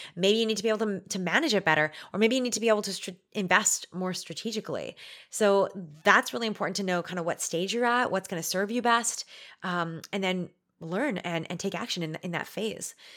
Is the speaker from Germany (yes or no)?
no; Canada; We're Canadian